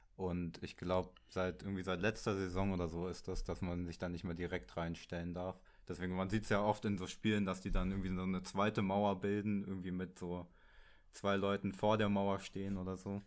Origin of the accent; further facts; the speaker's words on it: Berlin, Germany; ich komme aus Berlin